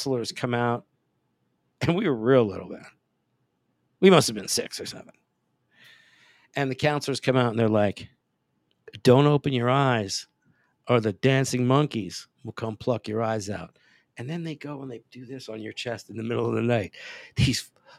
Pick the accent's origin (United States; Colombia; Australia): United States; Pennsylvania; also born or lived in Italy; Growing up in Pennsylvania and then back and forth to Italy